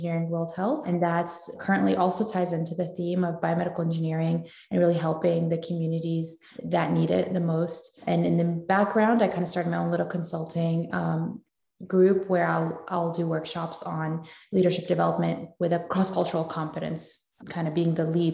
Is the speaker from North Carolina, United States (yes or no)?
yes; Wilmington, North Carolina, United States; also born or lived in Raleigh; I'm a Raleigh native, or North Carolina native, I guess. I was born in Wilmington. And so I grew up there